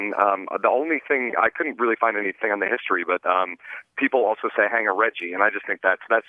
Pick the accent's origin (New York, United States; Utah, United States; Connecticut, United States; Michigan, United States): New York, United States; upstate; now in Los Angeles, United States; I'm from a really small town in upstate New York.